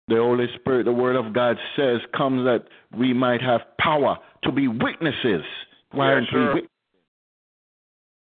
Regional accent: Jamaica; I'm from Jamaica, too. I'm from one of the tough sides of Jamaica

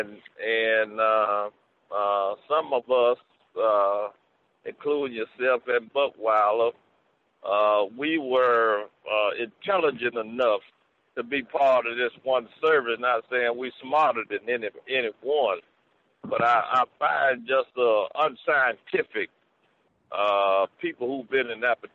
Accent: Tuskegee, Alabama, United States; I grew up in Tuskegee, which was a college town

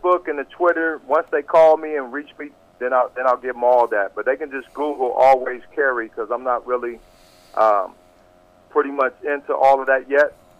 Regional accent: Columbus, Ohio, United States; I'm from Columbus, Ohio

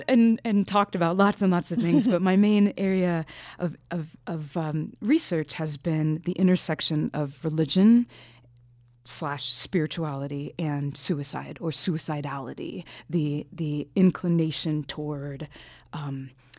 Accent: Tampa, Florida, United States; my hometown, Tampa

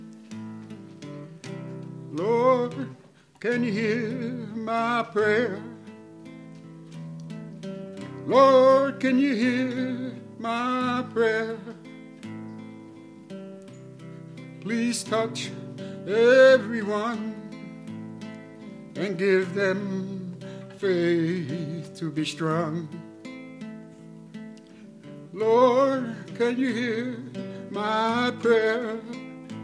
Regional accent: Hawaii, United States; now in Las Vegas, United States; We are special people because we're from Hawaii. Only we know. We have the aloha.

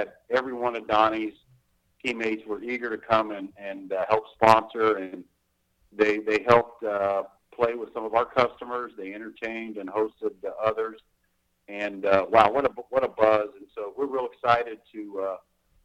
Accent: Wheeling, West Virginia, United States; I grew up near Wheeling, West Virginia

